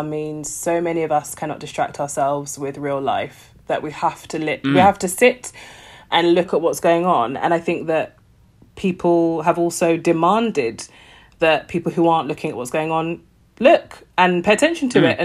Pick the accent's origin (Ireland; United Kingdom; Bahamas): United Kingdom; I'm a British, that like, I live in Britain